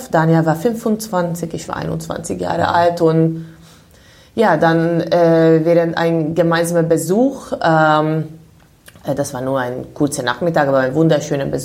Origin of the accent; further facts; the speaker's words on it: Budapest, Hungary; moved away as an adult; now in Germany; Also ich komme aus Ungarn, bin in Budapest geboren.